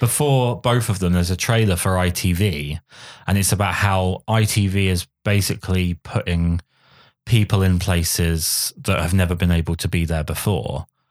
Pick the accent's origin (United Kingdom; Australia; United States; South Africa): United Kingdom; England; I'm English